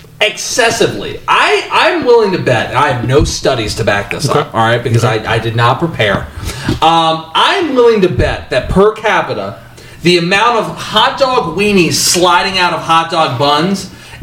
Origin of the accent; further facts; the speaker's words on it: Virginia, United States; I'm from Virginia.